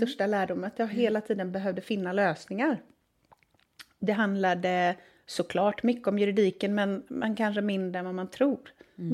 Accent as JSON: {"language": "Swedish", "town": "Gothenburg", "region": "Västra Götaland", "country": "Sweden", "tie": "born or raised there", "said": "Uppvuxen i söder om Göteborg."}